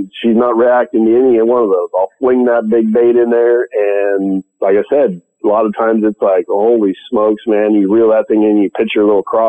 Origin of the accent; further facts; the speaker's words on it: California, United States; I'm from California